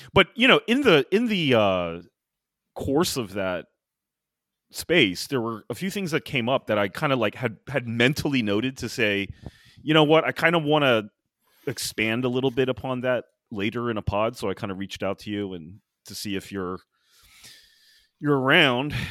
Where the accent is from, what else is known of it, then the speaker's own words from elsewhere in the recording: United States; as an American